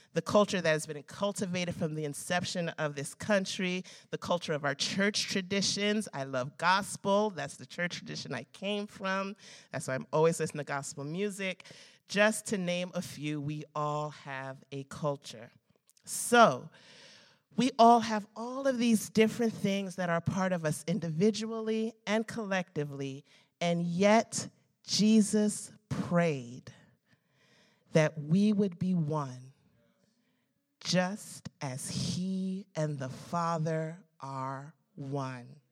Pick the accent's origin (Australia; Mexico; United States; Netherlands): United States; I love being an American. I was born in this country.